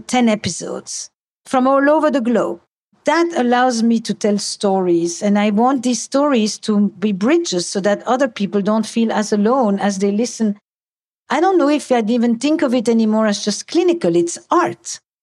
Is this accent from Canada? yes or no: no; Antwerp, Flanders, Belgium; I come from Antwerp.